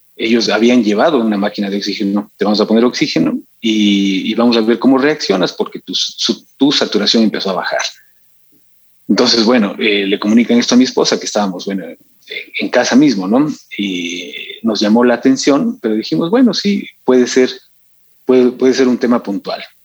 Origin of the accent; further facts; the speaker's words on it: Quito, Pichincha, Ecuador; also born or lived in Cuenca; yo nací acá en Quito, acá en Quito viví